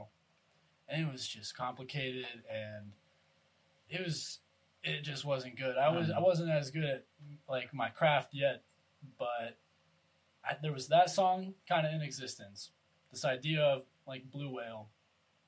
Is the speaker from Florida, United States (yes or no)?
no; Allison Park, Pennsylvania, United States; I grew up in Allison Park, kind of like up north of Shaler.